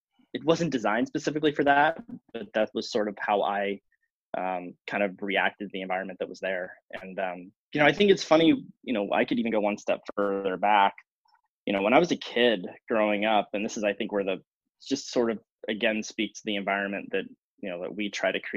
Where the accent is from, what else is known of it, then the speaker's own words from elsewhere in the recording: Northern California, United States; moved away as an adult; also born or lived in Illinois; now in Midwest, United States; I grew up in Northern California